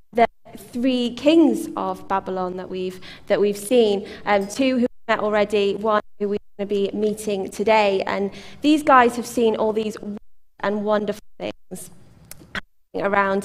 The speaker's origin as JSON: {"language": "English", "country": "United Kingdom", "said": "as British people."}